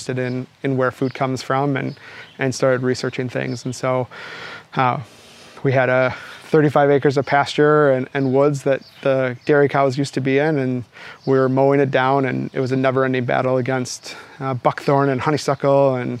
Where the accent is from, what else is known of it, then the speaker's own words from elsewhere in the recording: Milwaukee, Wisconsin, United States; I grew up outside of Milwaukee in a very normal suburb